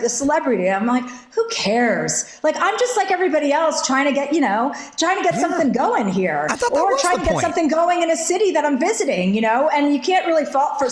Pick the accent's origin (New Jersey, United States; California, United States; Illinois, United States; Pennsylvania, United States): New Jersey, United States; I'm from New Jersey